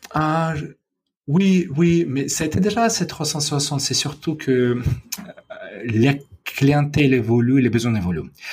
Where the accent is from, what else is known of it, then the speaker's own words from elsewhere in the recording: Odesa, Odesa Oblast, Ukraine; French is a second language; moved away as an adult; also born or lived in Moscow, Russia / United States; now in Paris, France; dans ma ville natale d'Odessa